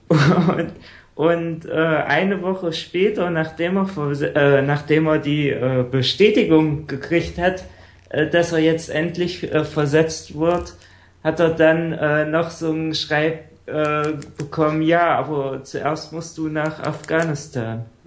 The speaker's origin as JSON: {"language": "German", "region": "Saxony-Anhalt", "country": "Germany", "also_born_or_lived": "Bavarian Forest", "said": "ich komme ja aus Sachsen-Anhalt"}